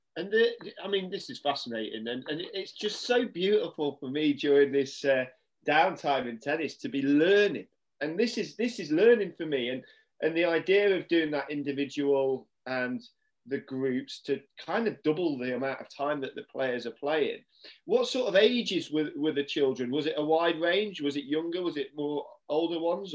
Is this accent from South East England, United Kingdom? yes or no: no; Cumbria, North West England, United Kingdom; when I was a junior growing up in Cumbria